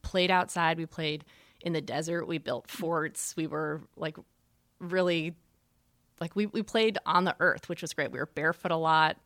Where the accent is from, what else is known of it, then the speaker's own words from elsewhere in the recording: Arizona, United States; moved away; growing up in Arizona